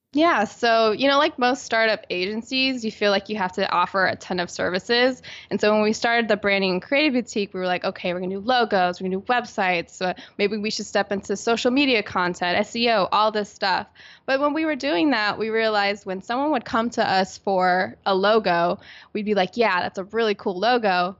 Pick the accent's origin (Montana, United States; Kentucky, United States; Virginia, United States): Virginia, United States; Virginia Beach; now in San Diego, United States; I'm originally from Virginia Beach, Virginia, on the East Coast